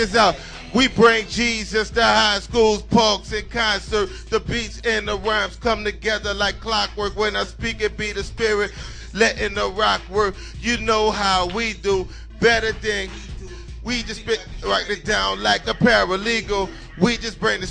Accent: New Orleans, Louisiana, United States; I came all the way from New Orleans, and one of the things we say in New Orleans, we say wine

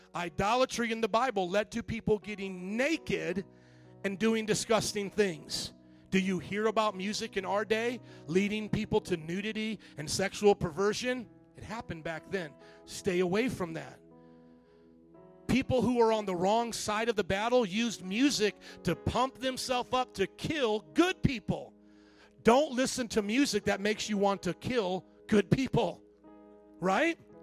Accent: the South, United States; growing up in the South

